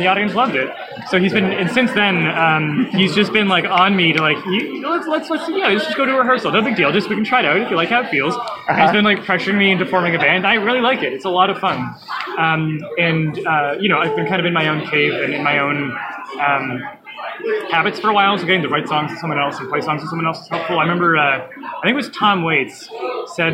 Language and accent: English; Toronto, Ontario, Canada; I'm from Canada. I'm from Toronto.